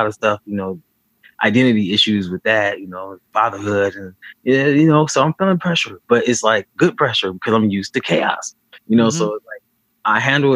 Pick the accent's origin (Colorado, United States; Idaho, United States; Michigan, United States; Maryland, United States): Michigan, United States; Benton Harbor; also born or lived in Alabama; I was born in Benton Harbor, Michigan, back in 1984. Throughout childhood, I stayed in Alabama and Michigan, back and forth